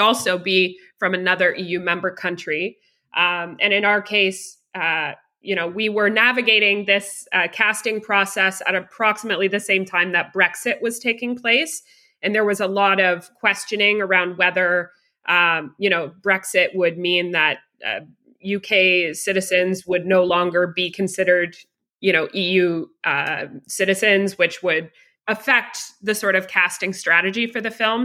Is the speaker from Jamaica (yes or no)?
no; Canada; also born or lived in Toronto, Ontario; I am a Canadian producer based roughly in Toronto, just on the outside of Toronto, Canada.